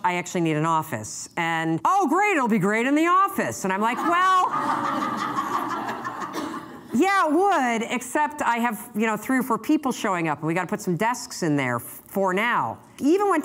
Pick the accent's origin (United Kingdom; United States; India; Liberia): United States; Muskegon, Michigan; born or raised there; now in Boston, United States